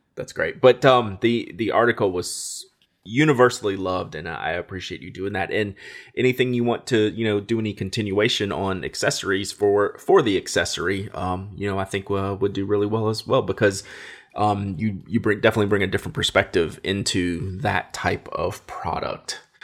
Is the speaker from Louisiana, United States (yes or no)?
yes; Louisiana, United States; I'm from Louisiana